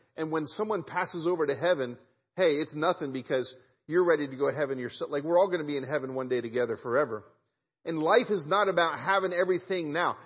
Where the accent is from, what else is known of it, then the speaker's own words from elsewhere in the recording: Kansas City, United States; I grew up in Kansas City